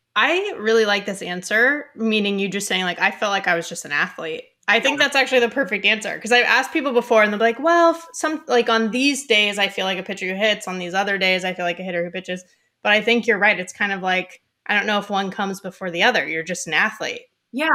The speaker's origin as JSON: {"language": "English", "area": "Ventura County", "region": "Southern California", "country": "United States", "tie": "born or raised there", "said": "I'm from Southern California"}